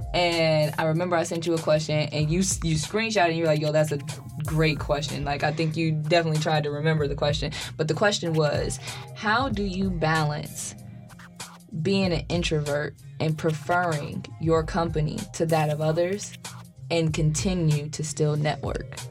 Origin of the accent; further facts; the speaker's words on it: Dayton, Ohio, United States; I'm from Dayton, Ohio